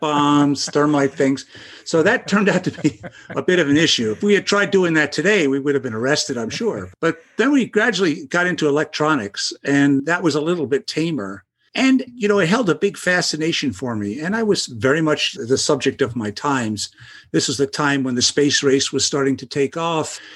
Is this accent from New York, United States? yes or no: yes; New York City, New York, United States; I grew up in the Brooklyn, the Bay Ridge section of Brooklyn